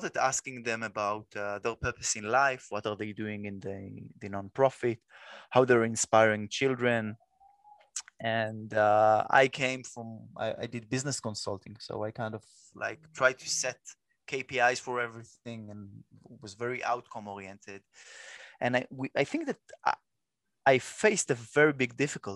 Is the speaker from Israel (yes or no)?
yes; Israel; first language Hebrew; English is a second language; I'm an Israeli, so my mother tongue is Hebrew